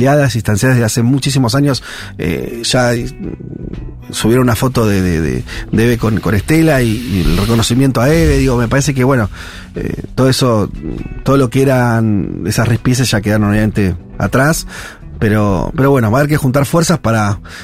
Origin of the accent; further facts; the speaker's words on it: Argentina; como, como argentinos